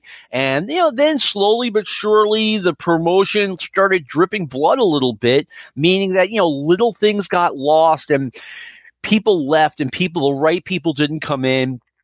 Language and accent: English; Abingdon, Virginia, United States; I grew up in Abington, which you probably drove through on the way to Knoxville